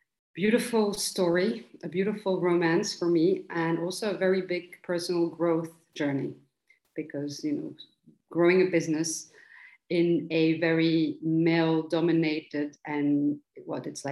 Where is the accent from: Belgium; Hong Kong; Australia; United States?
Belgium; Antwerp, Flanders; also born or lived in United Kingdom; I grew up in Antwerp. I was born here to Ukrainian immigrants